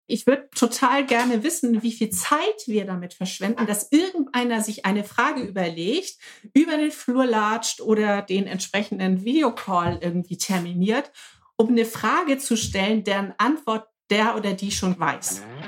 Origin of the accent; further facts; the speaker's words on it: Hamburg, Germany; ich komme aus Hamburg, sitze in meinem Hausboot im Harburger Binnenhafen